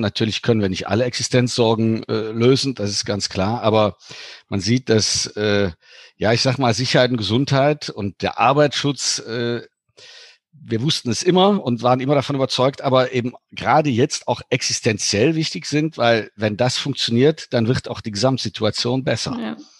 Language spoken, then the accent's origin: German; Cologne, North Rhine-Westphalia, Germany; moved away; also born or lived in Luxembourg; ich bin gebürtiger Kölsche